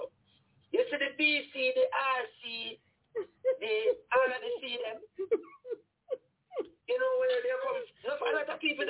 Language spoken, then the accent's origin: English; Jamaica; when we were growing up in Jamaica